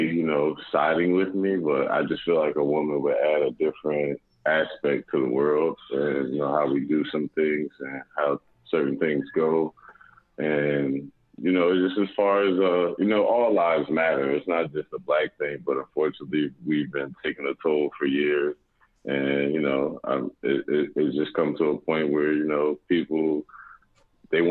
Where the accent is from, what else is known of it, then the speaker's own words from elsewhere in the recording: North New Jersey, United States; also born or lived in West Orange, New Jersey; I'm originally from North New Jersey, but I just happened to move to West Orange when I was probably in my freshman